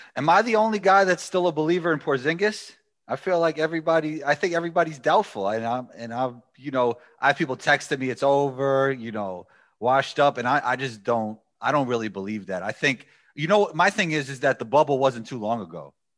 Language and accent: English; New York, United States; I am a guy from New York.